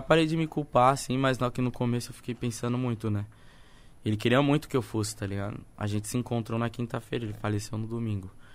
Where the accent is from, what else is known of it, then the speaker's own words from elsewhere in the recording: São Paulo, Brazil; moved away as an adult; also born or lived in Baltimore; now in Suzano, Brazil; sou da cidade de Tiradentes, tá ligado? Eu moro em Suzano tem quatro anos